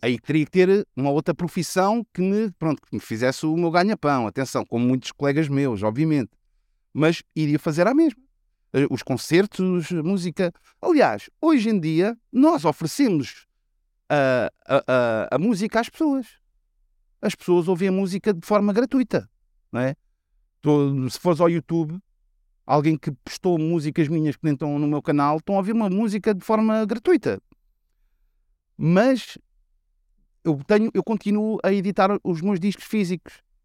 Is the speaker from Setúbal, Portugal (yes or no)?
no; Lisbon, Portugal; Se eu disser que sou de Chelas, vou dizer que sou de, do Oriente